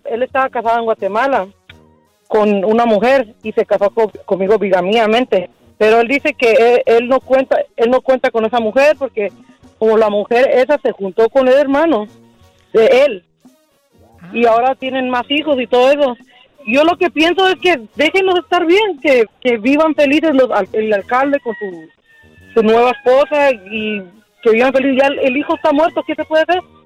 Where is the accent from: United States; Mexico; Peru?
United States; Yo soy americana